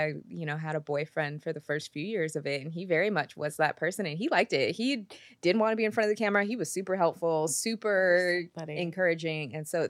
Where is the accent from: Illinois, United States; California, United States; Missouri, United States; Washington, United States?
Washington, United States; Seattle; born or raised there